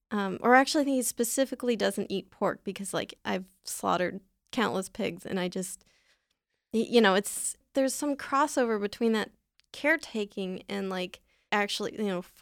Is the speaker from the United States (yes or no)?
yes; San Diego, California, United States; I'm from San Diego.